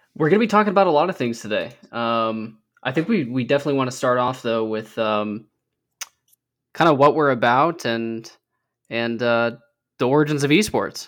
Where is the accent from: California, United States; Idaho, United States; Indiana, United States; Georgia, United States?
Idaho, United States; my home state of Idaho